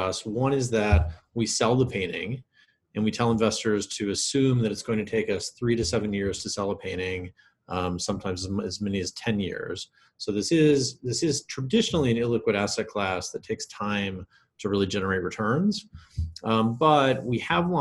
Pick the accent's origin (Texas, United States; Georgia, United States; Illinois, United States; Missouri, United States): Missouri, United States; Kansas City; I grew up in Kansas City, Missouri